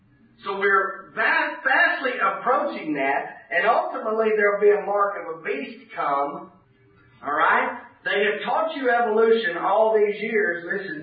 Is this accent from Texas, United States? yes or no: yes; Houston, Texas, United States; now in Oklahoma, United States; Listen, I come from Houston. We live in Choctaw territory. We live in Oklahoma.